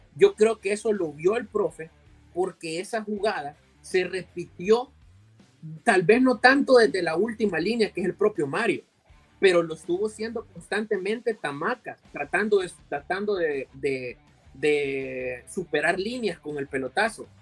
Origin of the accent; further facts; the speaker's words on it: El Salvador; como salvadoreños